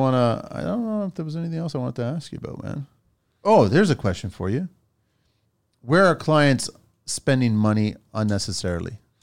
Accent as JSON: {"language": "English", "town": "Mississauga", "region": "Ontario", "country": "Canada", "tie": "born or raised there", "also_born_or_lived": "Toronto", "said": "I grew up in Toronto, Mississauga"}